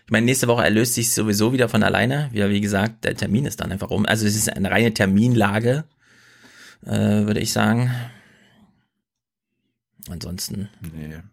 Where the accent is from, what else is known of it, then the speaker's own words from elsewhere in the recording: East Germany, Germany; born there; Und ich will auch nicht darauf reduziert werden, wo ich geboren wurde.